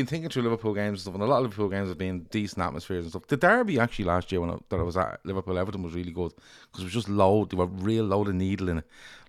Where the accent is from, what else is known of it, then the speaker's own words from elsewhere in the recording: Ireland; I'm Irish